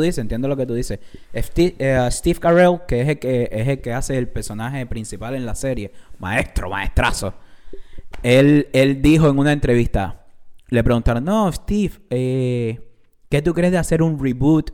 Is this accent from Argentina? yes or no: no; Cuba; no soy mexicano, soy cubano de Cuba